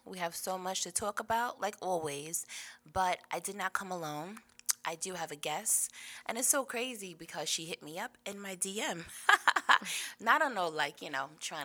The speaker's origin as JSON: {"language": "English", "town": "Rochester", "region": "New York", "country": "United States", "tie": "born or raised there", "also_born_or_lived": "Washington Heights, New York City", "moved": "yes", "lives_now": "Atlanta, United States", "said": "I moved here from Washington Heights, but I was born in Rochester, so that's upstate"}